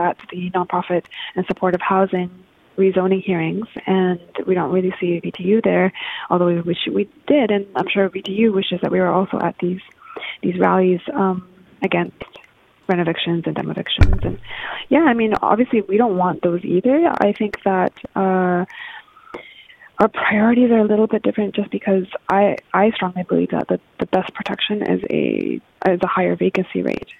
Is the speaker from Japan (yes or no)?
yes; Japan; now in Vancouver, Canada; I was born in Japan, actually. I'm half Japanese